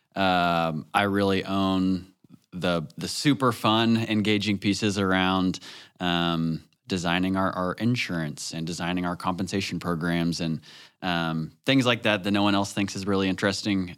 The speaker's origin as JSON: {"language": "English", "region": "Northwest Arkansas", "country": "United States", "tie": "born or raised there", "said": "growing up in Northwest Arkansas, I, I would say I lived a pretty sheltered childhood"}